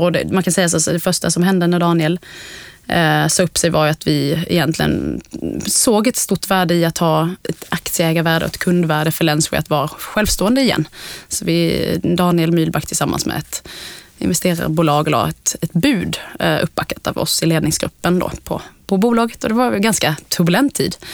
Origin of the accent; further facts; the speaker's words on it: Älmhult, Kronoberg County, Sweden; Jag kommer från Småland från början, uppvuxen i Ikealand i Älmhult